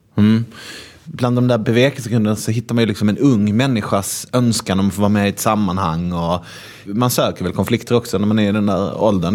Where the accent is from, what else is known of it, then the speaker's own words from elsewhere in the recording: Malmö, Skåne, Sweden; jag är ju från Malmö